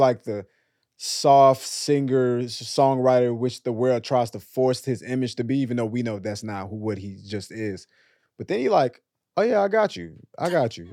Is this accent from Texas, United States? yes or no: yes; Dallas, Texas, United States; I'm from Dallas, we both from Texas